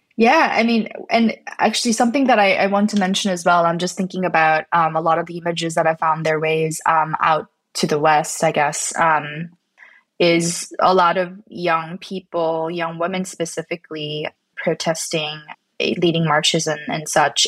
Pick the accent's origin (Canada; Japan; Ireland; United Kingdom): Canada; I'm not American, I'm, I'm, from Canada and my family's from Korea